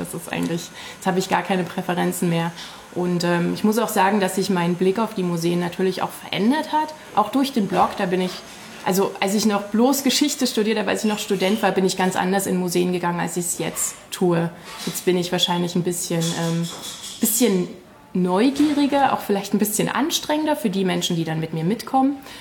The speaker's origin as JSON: {"language": "German", "town": "Königsbrück", "region": "Saxony", "country": "Germany", "tie": "born or raised there", "lives_now": "Leipzig, Germany", "said": "Ursprünglich komme ich ähm, aus einem kleinen Ort ähm, in der sogenannten Westlausitz in, aus Königsbrück. Ähm, also ich bin sozusagen auch in der Provinz aufgewachsen"}